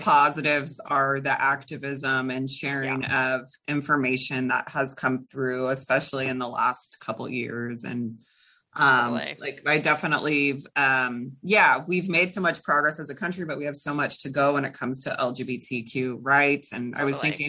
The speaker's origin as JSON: {"language": "English", "area": "Bay Area", "region": "California", "country": "United States", "tie": "born or raised there", "said": "I grew up in the Bay Area"}